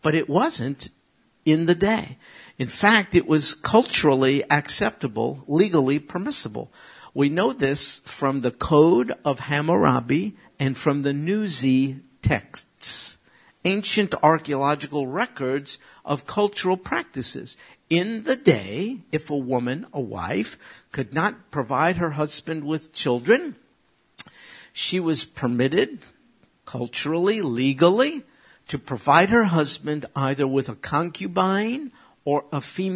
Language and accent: English; United States; as an American